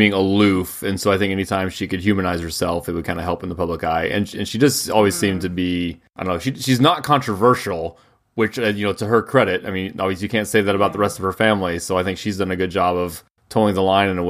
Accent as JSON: {"language": "English", "country": "United States"}